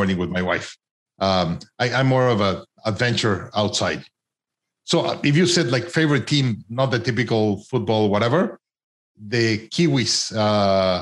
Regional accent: Mexico; I'm from Mexico

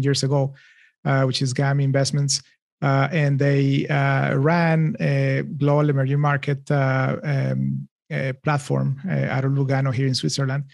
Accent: Bogota, Colombia; moved away as an adult; also born or lived in Boston; I am from Colombia. So I grew up in Bogota

